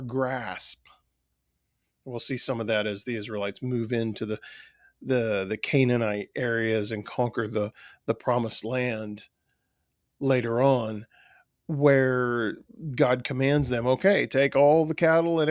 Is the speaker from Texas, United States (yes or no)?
yes; South Texas, United States; I grew up in South Texas